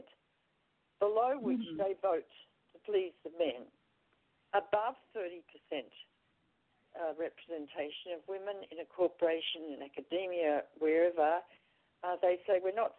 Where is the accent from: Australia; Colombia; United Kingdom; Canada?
Australia; moved away as an adult; I'm Australian